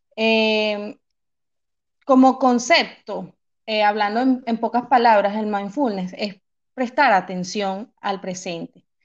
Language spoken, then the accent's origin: Spanish; Venezuela; moved away as an adult; now in Manchester, United Kingdom; soy venezolana